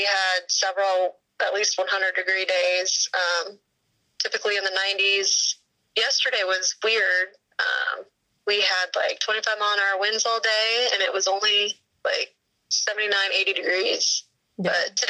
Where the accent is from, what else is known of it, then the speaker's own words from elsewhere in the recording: Holdrege, Nebraska, United States; I am from Holdrege, Nebraska.